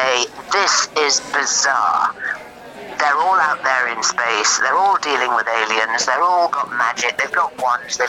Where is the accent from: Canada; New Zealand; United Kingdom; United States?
United Kingdom; North East England; accent: Geordie; I was brought up in the northeast of England